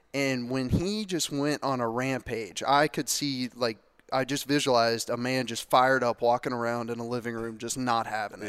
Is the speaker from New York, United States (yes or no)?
no; Lexington, Kentucky, United States; I grew up here in Lexington, grew up five minutes from Commonwealth, Kroger Field